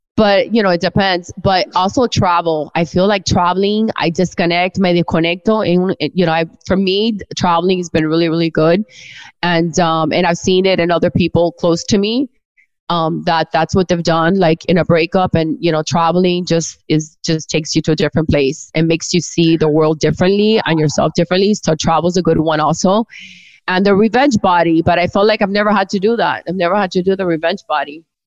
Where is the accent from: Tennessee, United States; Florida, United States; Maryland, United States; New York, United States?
Florida, United States; Miami; I've always lived here